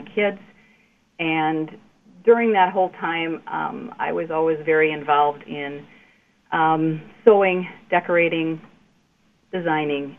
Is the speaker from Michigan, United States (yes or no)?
no; Glendale, Wisconsin, United States; I grew up in the North Shore area in Glendale